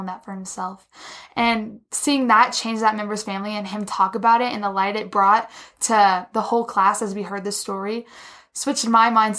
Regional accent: Frisco, Texas, United States; moved away as an adult; now in Colorado, United States; I'm from Frisco, Texas

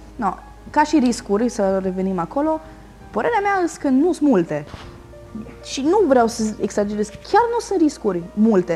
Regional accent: Romania; ca români

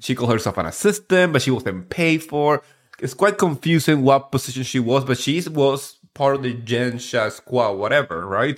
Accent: New Jersey, United States; I'm from Jersey

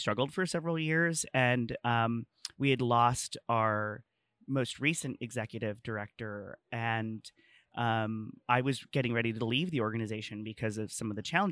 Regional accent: El Centro, California, United States; I'm from El Centro, California. It's a small rural like farming community

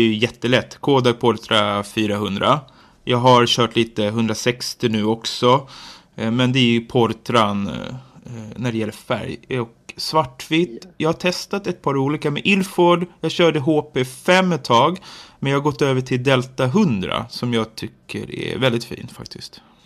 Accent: Nacka, Stockholm County, Sweden; now in Jordbro, Sweden; jag kommer från Nacka kommun men bor i Jordbro nu, Haninge kommun

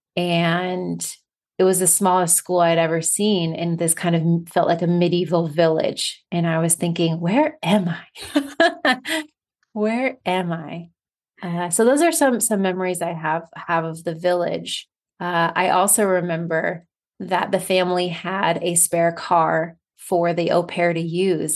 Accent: United States; first language English; also born or lived in Barcelona, Spain; as an American

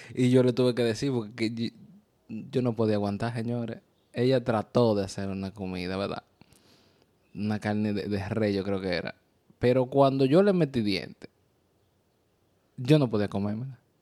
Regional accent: Dominican Republic; now in New York, United States; Somos una pareja dominicana viviendo el día a día en el área de Nueva York

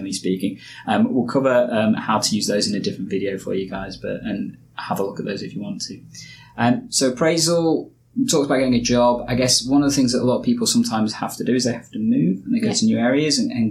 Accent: Nottingham, East Midlands, United Kingdom; also born or lived in Yorkshire; I moved from Yorkshire back to Nottingham, where I was born and bred. I'd lived in Nottingham for most of my life

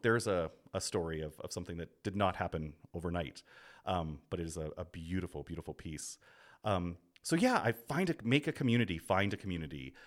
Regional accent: Grande Prairie, Alberta, Canada; now in Brooklyn, United States; I grew up in Grand Prairie

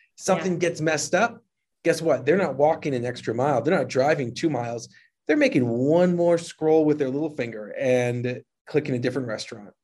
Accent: New Jersey, United States; moved away as an adult; also born or lived in New York City; now in Utah, United States; I grew up in Jersey, I lived in New York City, but I've lived in Utah for a little bit too long

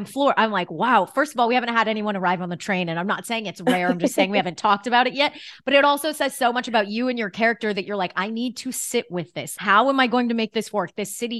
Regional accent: New York City, New York, United States; I have to bring everything back to being a New Yorker

